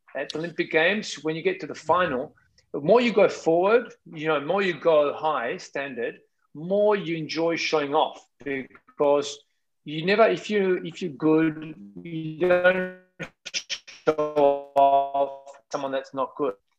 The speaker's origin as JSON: {"language": "English", "town": "Naples", "region": "Campania", "country": "Italy", "tie": "born or raised there", "second_language": "English", "said": "I always love my hometown city. That's Napoli"}